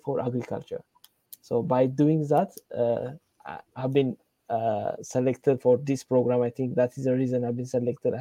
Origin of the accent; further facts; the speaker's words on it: Ethiopia; I'm from Ethiopia